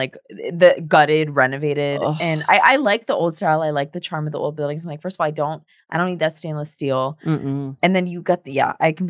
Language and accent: English; France; born there; people thought it was cool that like I was born in France.